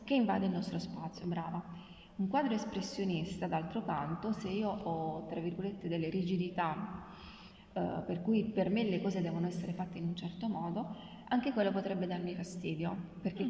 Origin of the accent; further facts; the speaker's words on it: Abruzzo, Italy; now in Rome, Italy; io sono abruzzese